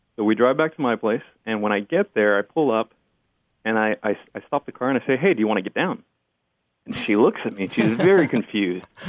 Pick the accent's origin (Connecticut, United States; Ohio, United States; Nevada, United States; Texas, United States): Texas, United States; Brownsville; first language Spanish; English is a second language; now in Dallas, United States; I was born in Brownsville, Texas, which is right on the border with Mexico.